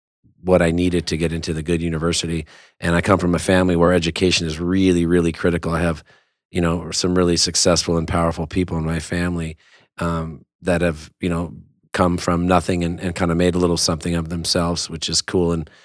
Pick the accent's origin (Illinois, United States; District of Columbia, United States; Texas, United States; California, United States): California, United States; West Covina; we're both from West Covina.